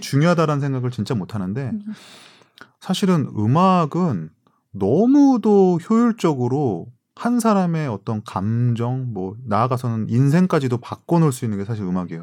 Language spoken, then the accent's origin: Korean; South Korea; moved away as an adult; also born or lived in United States; 한국에서 온 그냥 유학생일 뿐이더라는